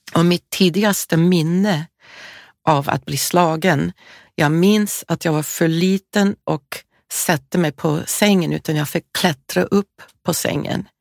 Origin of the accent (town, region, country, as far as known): California, United States; born or raised there; moved away